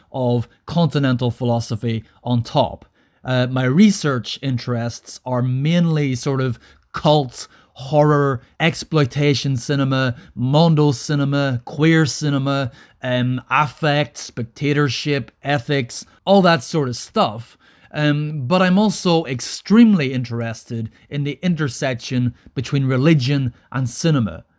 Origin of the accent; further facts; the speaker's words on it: Northern Ireland, United Kingdom; I grew up in Northern Ireland throughout the 1980s and the 1990s.